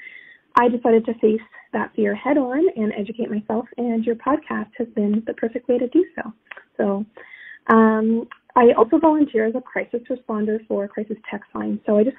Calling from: Toronto, Ontario, Canada; Hey there … I'm from the Toronto area.

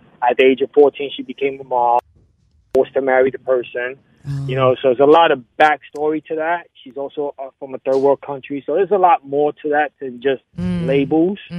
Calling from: New York City, New York, United States; I'm calling from Brooklyn, New York.

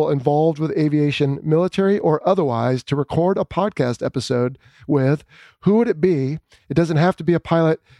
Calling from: Florida, United States; from South Florida

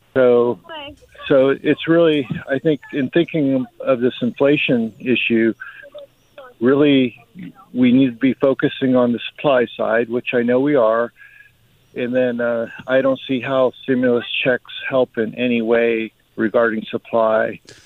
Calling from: Atlanta, Georgia, United States; I'm calling from Atlanta

